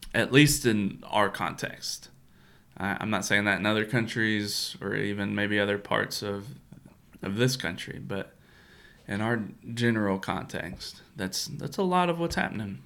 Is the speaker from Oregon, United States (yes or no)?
no; Kentucky, United States; also born or lived in Florida; growing up in Kentucky